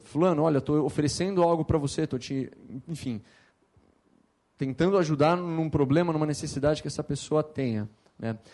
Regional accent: Campinas, São Paulo, Brazil; eu sou nascido em São Paulo, mas morei minha vida inteira em Campinas

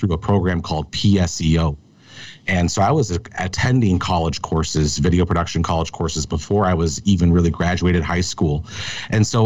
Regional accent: Minneapolis, Minnesota, United States; I grew up in Minneapolis, Minnesota, in a suburb of the city

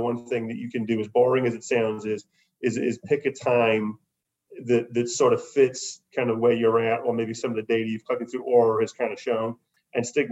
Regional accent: United Kingdom; being British

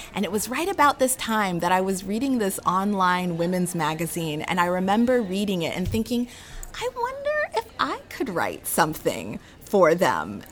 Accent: Anchorage, Alaska, United States; moved away as an adult; also born or lived in North Carolina; I was born and raised in Anchorage, Alaska

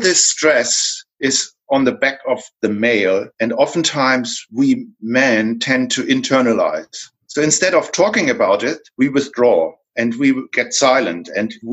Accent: Hamburg, Germany; accent: German; moved away as an adult; now in Sydney, Australia; I'm from Germany, so you can tell by my accent, I can't hide that. I'm from Hamburg, Germany, and moved to Australia 14 years ago.

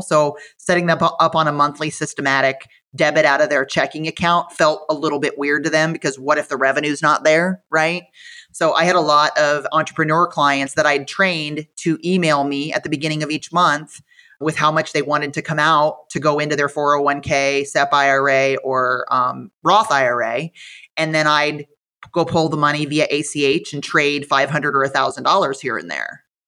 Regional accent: Iowa, United States; moved away; I am from Iowa, so when I went to visit the corporate office in Fairfield, it absolutely felt like going home

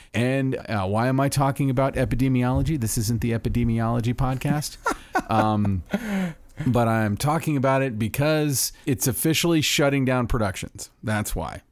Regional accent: Florida, United States; my home state of Florida

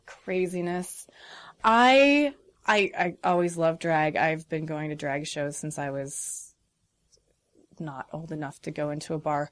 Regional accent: Rolling Prairie, Indiana, United States; I was raised in Rolling Prairie, Indiana.

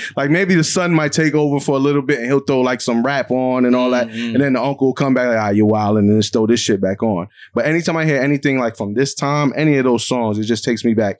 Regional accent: New York, United States; I was raised in New York...

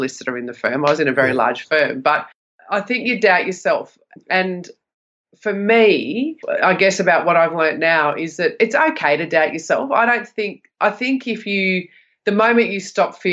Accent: Sydney, New South Wales, Australia; I grew up in Western Sydney

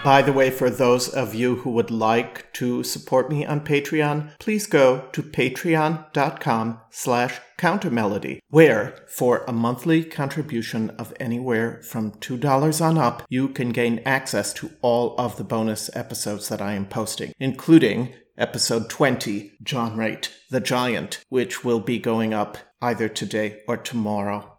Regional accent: Milwaukee, Wisconsin, United States; Milwaukee is my hometown

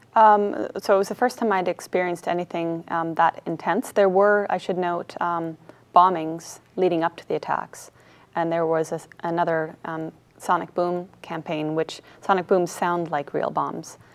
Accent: Canada; moved away as an adult; also born or lived in United States; I was born in the States, I grew up in Canada

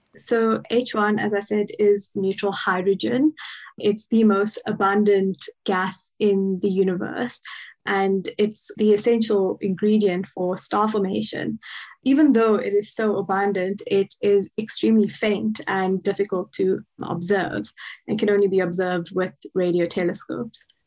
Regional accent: Cape Town, Western Cape, South Africa; moved away as an adult; also born or lived in Pretoria, South Africa; now in Bonn, Germany; I'm originally from Cape Town in South Africa

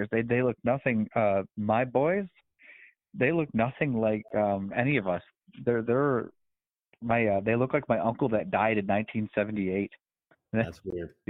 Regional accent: Canada; no, I'm Canadian, so I hear you.

